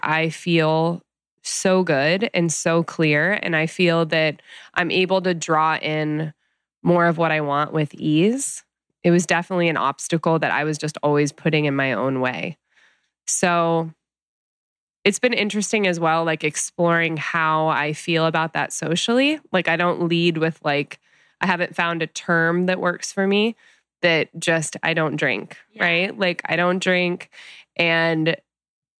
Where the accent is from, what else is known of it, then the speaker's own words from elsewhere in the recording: Midwest, United States; now in Los Angeles, United States; growing up in the Midwest